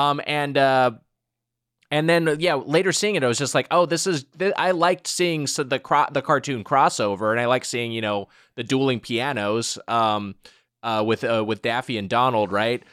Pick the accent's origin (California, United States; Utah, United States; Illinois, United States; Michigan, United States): California, United States; Southern; I'm from Southern California